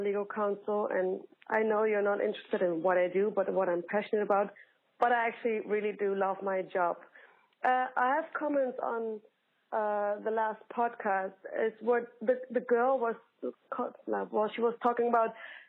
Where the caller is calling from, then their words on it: Amsterdam, North Holland, Netherlands; And, yes, I'm calling from Amsterdam, like from Holland to America, but I don't care.